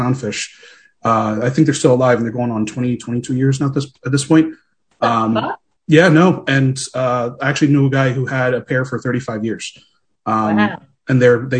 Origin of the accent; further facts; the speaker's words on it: Philadelphia, Pennsylvania, United States; Born and raised in Philadelphia, but I am Puerto Rican